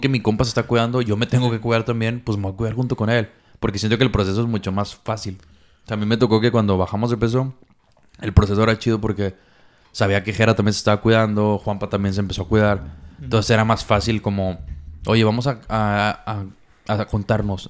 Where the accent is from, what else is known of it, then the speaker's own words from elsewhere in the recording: Mexico; como mexicanos, malamente, estamos